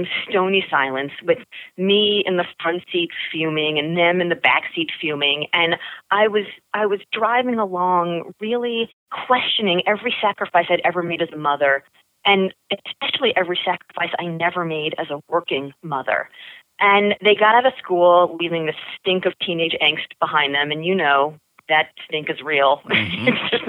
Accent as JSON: {"language": "English", "town": "Miami", "region": "Florida", "country": "United States", "tie": "born or raised there", "said": "I grew up in Miami in the 80s"}